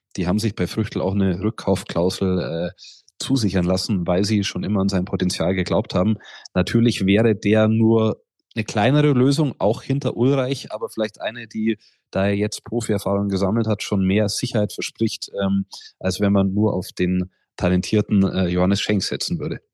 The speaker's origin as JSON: {"language": "German", "region": "Bavaria", "country": "Germany", "said": "bei uns in Bayern"}